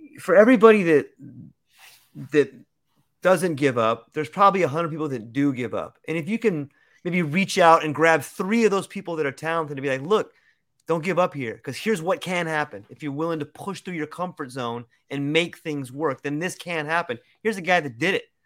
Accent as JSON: {"language": "English", "region": "California", "country": "United States", "tie": "born or raised there", "moved": "yes", "lives_now": "Hawaii, United States", "said": "I was born and raised in California"}